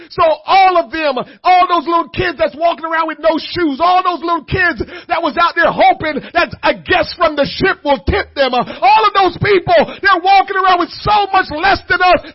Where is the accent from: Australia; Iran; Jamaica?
Jamaica; moved away; a kid growing up in Jamaica